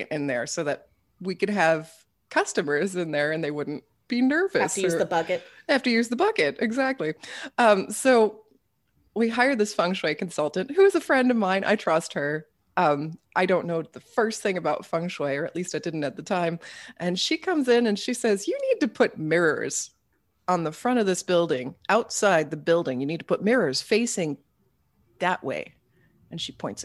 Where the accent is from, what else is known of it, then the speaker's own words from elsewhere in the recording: Tulsa, Oklahoma, United States; when I was growing up in Oklahoma, my family was all transplants from the north